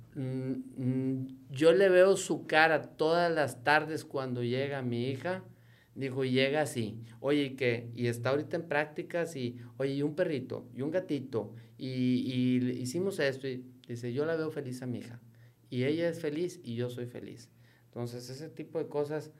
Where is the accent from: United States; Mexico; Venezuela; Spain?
Mexico; Nuevo León; Somos mexicanos, yo 100% mexicano me arraigo, pero soy neoleonés y queremos ver a nuestra tierra prosperar